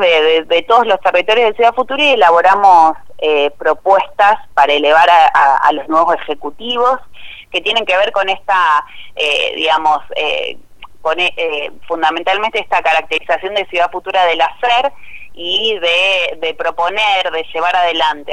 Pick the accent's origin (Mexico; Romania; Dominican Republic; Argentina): Argentina; Cañada de Gómez, Santa Fe; yo soy de la ciudad de Cañada de Gómez, eh, nací y viví toda mi vida en Cañada de Gómez